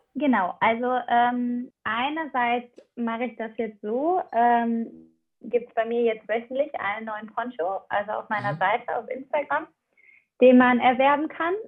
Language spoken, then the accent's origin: German; Aachen, North Rhine-Westphalia, Germany; now in Kiel, Germany; ich komme halt ursprünglich aus Aachen